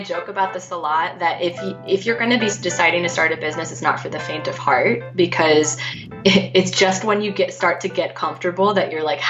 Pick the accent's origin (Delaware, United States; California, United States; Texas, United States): California, United States; outside of Los Angeles; I grew up in California, outside of Los Angeles. I am Filipino American, like you.